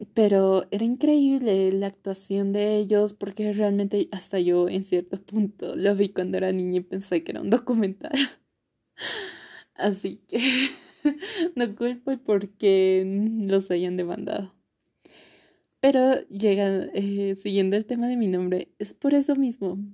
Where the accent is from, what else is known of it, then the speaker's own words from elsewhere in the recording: Bolivia; also born or lived in La Paz; yo soy de Bolivia, vivo específicamente en La Paz